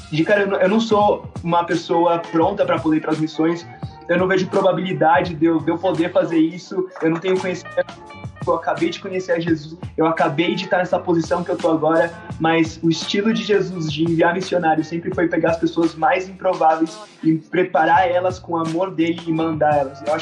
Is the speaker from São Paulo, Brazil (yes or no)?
yes; São Paulo, Brazil; moved away as an adult; now in Quito, Ecuador; eu nasci no Brasil. Sim. Minha, minha mãe é do Brasil. Eu nasci em São Paulo e cresci em São Paulo e depois, quando eu tinha 18 anos, eu comecei a ser missionário em tempo integral.